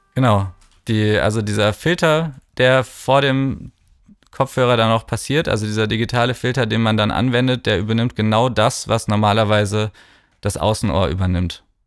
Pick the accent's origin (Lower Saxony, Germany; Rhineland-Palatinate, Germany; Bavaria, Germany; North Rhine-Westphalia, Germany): North Rhine-Westphalia, Germany; Cologne; moved away as an adult; also born or lived in Bergisch Gladbach; now in Berlin, Germany; ich komme aus Köln